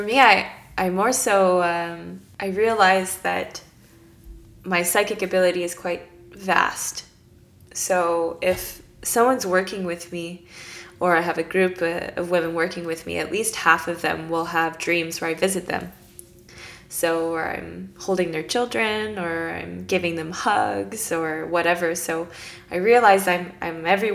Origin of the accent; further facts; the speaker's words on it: Canada; I'm Canadian.